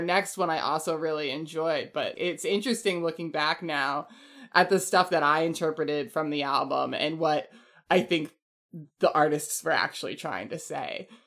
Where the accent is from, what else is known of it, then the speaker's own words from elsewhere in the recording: Chesterfield, New Hampshire, United States; I'm from Chesterfield, New Hampshire